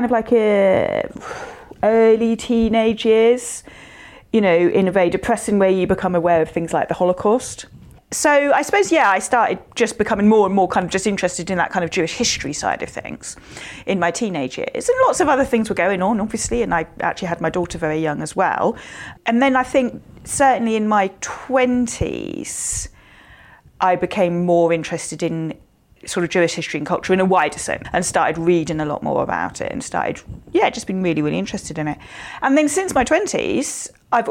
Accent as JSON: {"language": "English", "town": "Southampton", "region": "South East England", "country": "United Kingdom", "tie": "born or raised there", "said": "I was born in Southampton, 1971"}